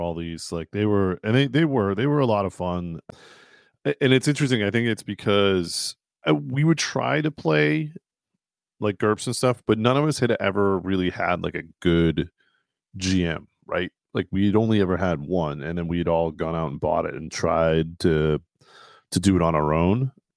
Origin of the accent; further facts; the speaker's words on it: Burlington, Massachusetts, United States; where I grew up in Burlington, Mass